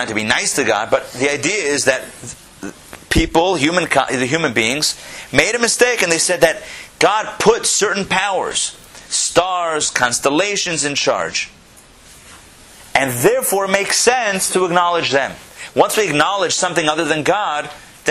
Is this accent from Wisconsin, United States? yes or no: no; Pittsburgh, Pennsylvania, United States; I grew up in Pittsburgh